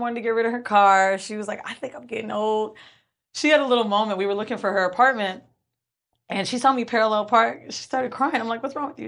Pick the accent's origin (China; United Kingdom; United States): United States; Orlando, Florida; also born or lived in New York; now in Los Angeles, United States; Orlando's where I'm from